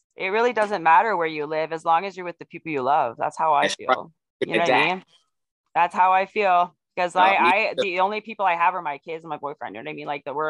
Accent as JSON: {"language": "English", "region": "Ontario", "country": "Canada", "tie": "born or raised there", "also_born_or_lived": "Quebec", "said": "I was born in Ontario because my family were military, and so I'm a military brat"}